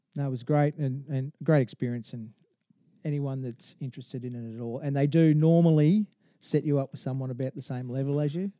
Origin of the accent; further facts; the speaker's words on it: Townsville, Queensland, Australia; also born or lived in Rockhampton; I, I born in Rockhampton, grew, moved to Townsville.